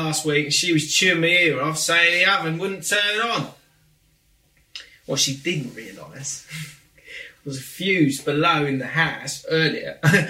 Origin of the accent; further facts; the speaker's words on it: Grimsby, Yorkshire and the Humber, United Kingdom; accent: Grimsby; I'm from Grimsby, so make me sound like as chavvy as you like.